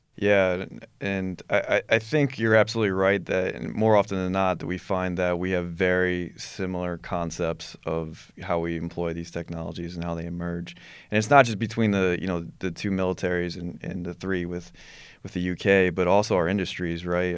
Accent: New York, United States; I'm from New York

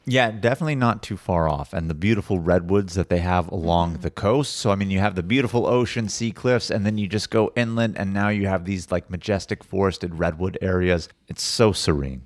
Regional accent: California, United States; also born or lived in San Diego; as a Californian

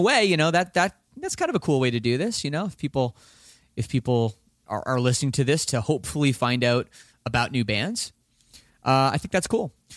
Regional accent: Toronto, Ontario, Canada; I'm from Toronto

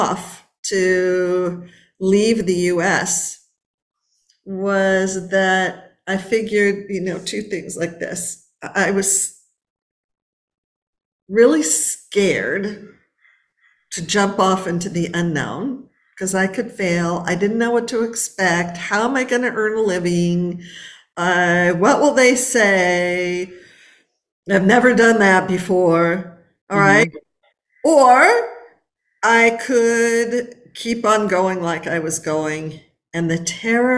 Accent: Los Angeles, California, United States; I was born and raised in Los Angeles

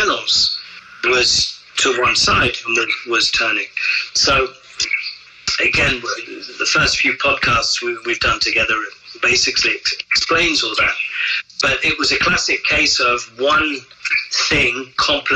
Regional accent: England, United Kingdom; moved away as an adult; also born or lived in France; as an Englishman opening an establishment

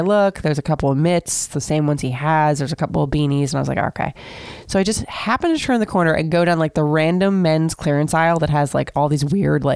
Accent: Seminole, Florida, United States; I grew up in Seminole, Florida, very, very small town

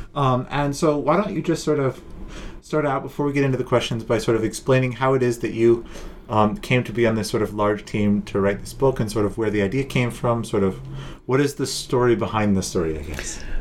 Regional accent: United States; I'm American

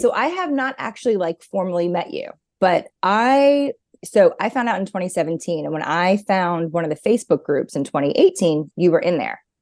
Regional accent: New York, United States; now in North Carolina, United States; I grew up in New York

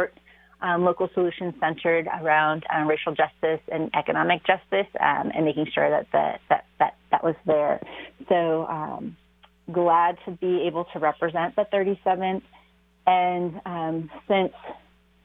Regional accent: Seattle, Washington, United States; I was born and raised in Seattle

